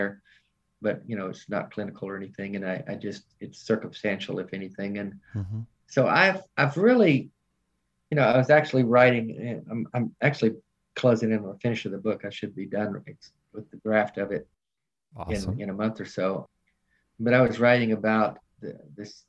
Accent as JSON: {"language": "English", "town": "Nashville", "region": "Tennessee", "country": "United States", "moved": "as an adult", "lives_now": "Charlotte, United States", "said": "I'm from Nashville"}